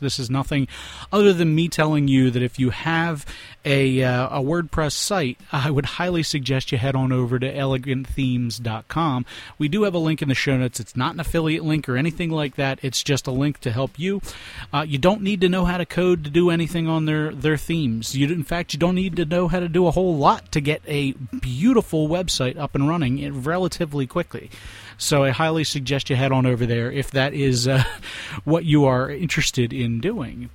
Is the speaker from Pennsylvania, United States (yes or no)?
yes; Philadelphia, Pennsylvania, United States; we are from Philadelphia